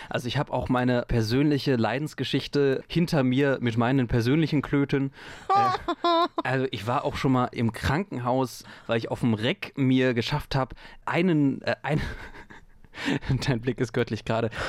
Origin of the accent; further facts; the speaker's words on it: North Rhine-Westphalia, Germany; ich bin am Rande des Ruhrgebiets aufgewachsen